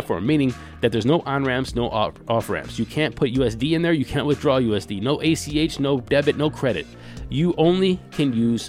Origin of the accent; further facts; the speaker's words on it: United States; us, the American citizen